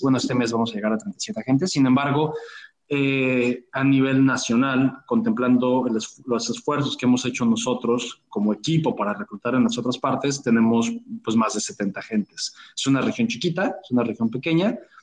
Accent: Mexico; como decimos en México

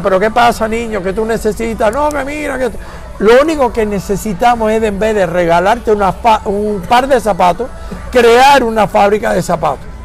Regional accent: Miami, Florida, United States; en el condado de Miami Dade, donde yo soy producto, ¿ok? A mí yo no vine el otro día yo vivo aquí toda mi vida, soy gallego, cubano, americano y del gran estado de la Florida.

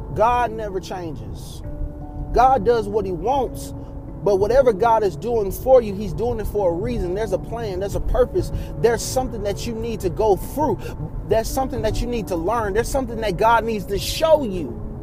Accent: Texas, United States; I was growing up in Texas

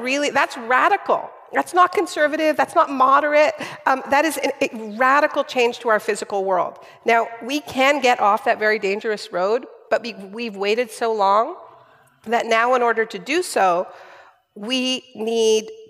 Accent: Canada; I'm Canadian

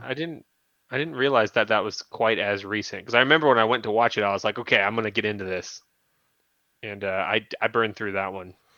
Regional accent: San Bernardino, California, United States; I grew up in San Bernardino

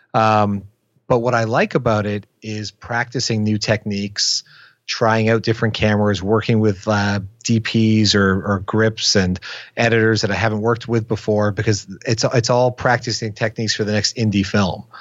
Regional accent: Windsor, Ontario, Canada; I grew up in Windsor, Ontario, Canada, which, for point of reference, is across the river from Detroit, Michigan.

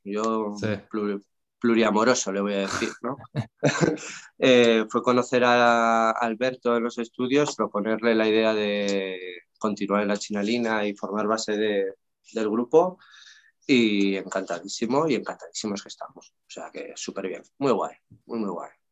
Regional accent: León, Castile and León, Spain; also born or lived in England; now in Barcelona, Spain; vivía en mi tierra, ¿no? En León

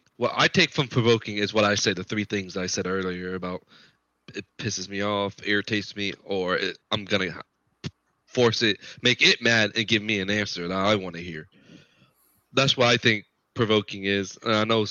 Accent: Florida, United States; moved away as an adult; also born or lived in South Carolina / Virginia; now in North Carolina, United States; I am originally from Florida until I joined the Army.

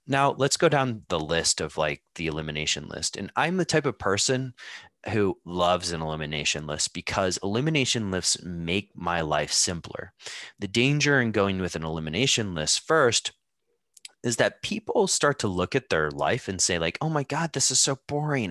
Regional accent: United States; now in Amsterdam, Netherlands; I grew up in the United States

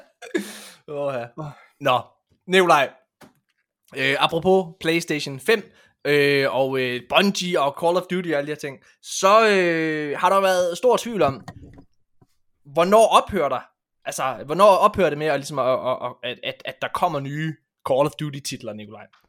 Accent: West Jutland, Central Denmark Region, Denmark; jeg er en vestjyde

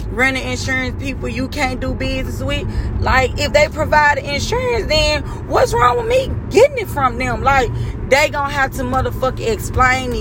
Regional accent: Memphis, Tennessee, United States; moved away; I'm from Memphis

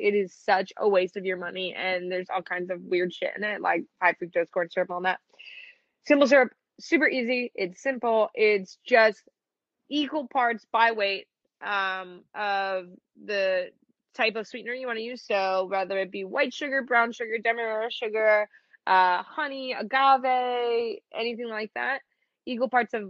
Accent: Midwest, United States; So, I grew up in the Midwest. It's the beige diet through and through, like humble beginnings.

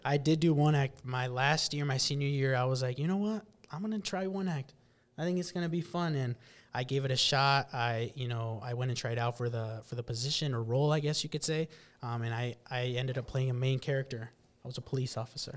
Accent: West Point, Nebraska, United States; grew up, born and raised in West Point, Nebraska.

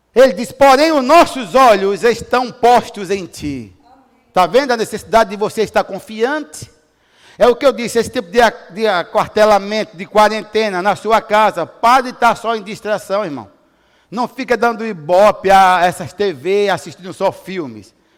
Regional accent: Brazil; Nós somos brasileiros

